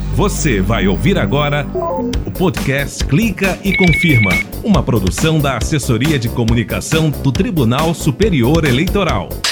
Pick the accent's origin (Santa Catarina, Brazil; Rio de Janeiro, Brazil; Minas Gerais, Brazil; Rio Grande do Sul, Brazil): Minas Gerais, Brazil; Já em minha terra